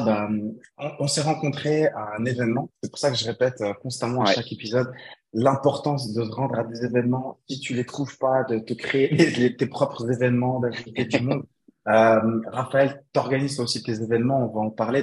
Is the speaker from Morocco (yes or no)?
yes; Morocco; moved away; revenir m'installer chez moi au Maroc